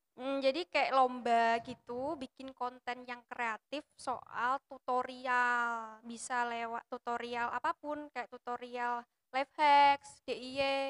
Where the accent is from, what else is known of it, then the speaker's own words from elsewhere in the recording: Java, Indonesia; Aku wong Jawa